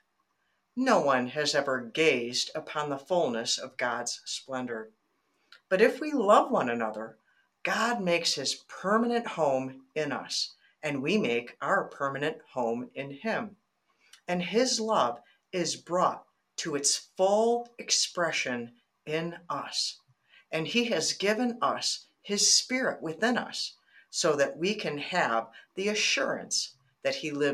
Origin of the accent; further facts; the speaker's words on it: Michigan, United States; also born or lived in Arizona; I'm born and raised in Michigan